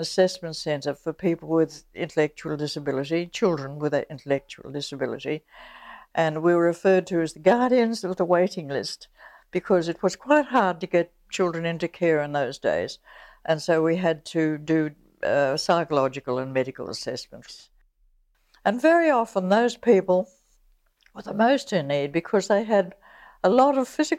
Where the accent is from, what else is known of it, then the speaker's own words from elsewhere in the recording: New South Wales, Australia; Well, I grew up in Western New South Wales. My father was a junior magistrate, and we moved from one little town to another. And I finally went to a boarding school in Sydney